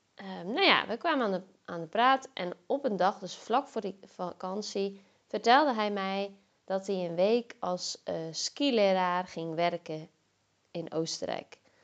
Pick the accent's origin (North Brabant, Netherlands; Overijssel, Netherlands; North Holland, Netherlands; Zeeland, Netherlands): Zeeland, Netherlands; moved away as an adult; also born or lived in Zwolle; ik kom zelf uit Zeeland